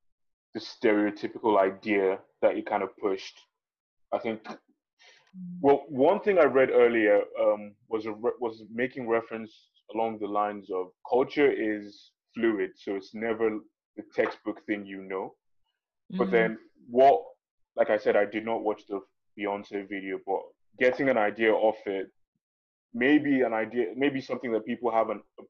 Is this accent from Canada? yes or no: no; Nigeria; I am Yoruba, I'm Nigerian, I'm African.